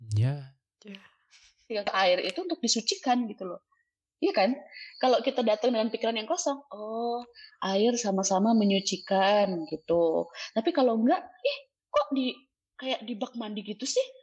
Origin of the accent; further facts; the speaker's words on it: Java, Indonesia; gue orang Jawa